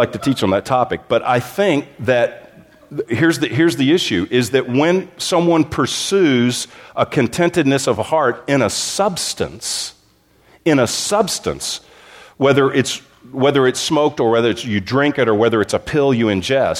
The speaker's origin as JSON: {"language": "English", "region": "Texas", "country": "United States", "tie": "born or raised there", "also_born_or_lived": "Southern California", "moved": "as an adult", "said": "My wife and I, we grew up in Texas, but we spent almost two decades in Southern California"}